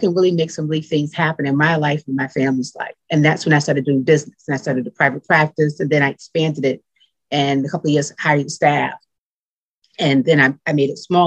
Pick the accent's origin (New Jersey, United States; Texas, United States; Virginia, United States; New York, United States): New York, United States; New York City; now in Windsor Mill, United States; I'm from Brooklyn, New York, same neighborhood as you